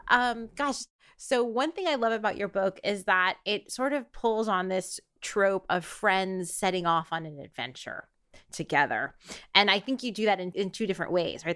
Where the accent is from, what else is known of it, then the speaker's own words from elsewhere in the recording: New York, United States; as a New Yorker